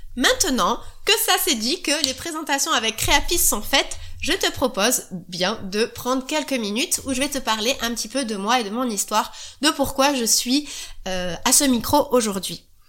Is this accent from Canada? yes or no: no; the South, southern France, France; accent: southern; Je suis du Sud, ça peut s'entendre un petit peu. Voilà, on va dire que c'est un « e » de sudiste.